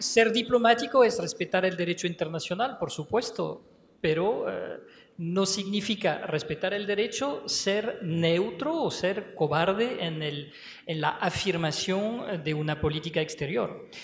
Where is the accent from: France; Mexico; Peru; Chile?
France; moved away as an adult; now in Venezuela